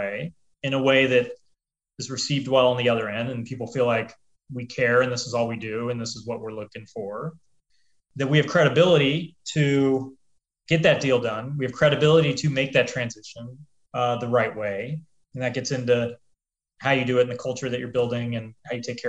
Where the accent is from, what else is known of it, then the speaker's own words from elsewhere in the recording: Des Moines, Iowa, United States; also born or lived in Chicago, Illinois; So I grew up in Iowa, grew up in Des Moines, Iowa. I was born in Chicago, grew up in Iowa though.